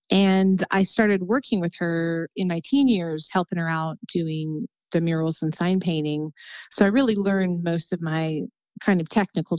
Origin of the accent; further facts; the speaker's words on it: Los Angeles, California, United States; I grew up in Los Angeles. Both my parents were artists.